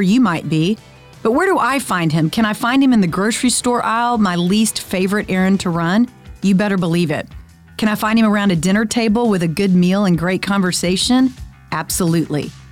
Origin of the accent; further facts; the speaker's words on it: Friendswood, Texas, United States; I'm on the school board in my hometown, Friendswood, Texas